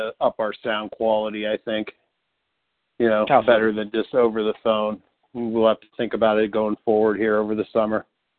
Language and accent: English; Youngstown, Ohio, United States; now in Columbus, United States; from Youngstown to CBUS.